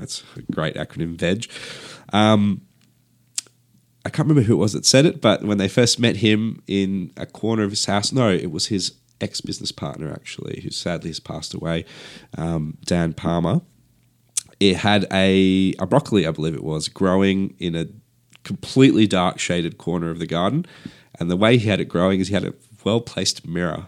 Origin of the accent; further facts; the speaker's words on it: Perth, Western Australia, Australia; I grew up in Perth, uh, where Perth has, uh, yeah, quite a dry climate